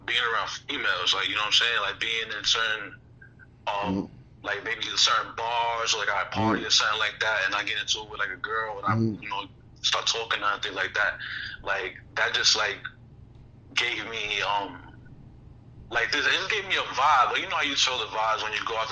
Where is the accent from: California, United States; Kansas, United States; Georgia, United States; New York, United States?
New York, United States; New York City; I'm from the Bronx, Castle Hill Projects